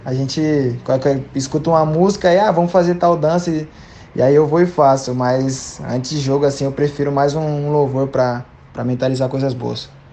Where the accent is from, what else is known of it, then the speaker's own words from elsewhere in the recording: Severínia, São Paulo, Brazil; moved away as an adult; also born or lived in Paraná; sou lá de, de Severínia, pô. Interiorzão de São Paulo lá